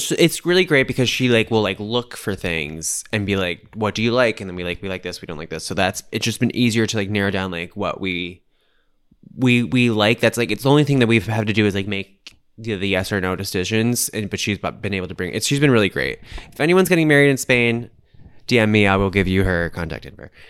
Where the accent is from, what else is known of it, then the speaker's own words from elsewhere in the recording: United States; I'm in the minority as the American there